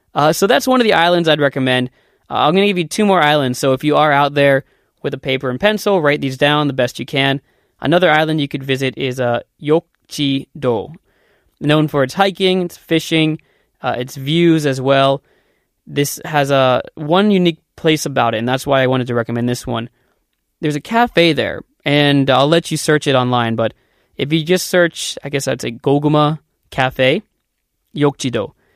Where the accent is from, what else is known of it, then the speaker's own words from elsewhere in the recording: Columbus, Ohio, United States; moved away as an adult; also born or lived in Korea; now in South Korea; I'm from Columbus, Ohio, which is in the United States